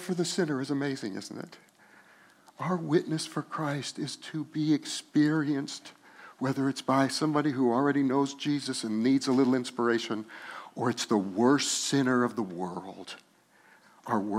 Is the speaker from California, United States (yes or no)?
no; Los Alamos, New Mexico, United States; we grew up in Los Alamos, New Mexico, and we loved green chili.